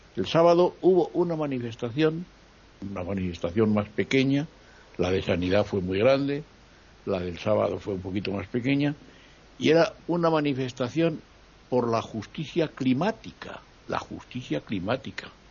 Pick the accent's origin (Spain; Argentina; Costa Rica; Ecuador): Spain; now in Madrid, Spain; en mi país, por ejemplo, en el Parlamento hay 20 partidos políticos